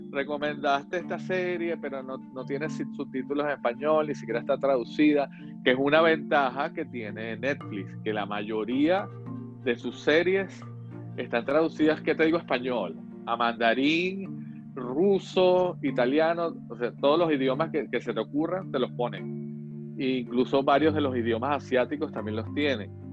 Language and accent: Spanish; Venezuela; nosotros crecimos con una idea de que las telenovelas brasileras, siendo nosotros venezolanos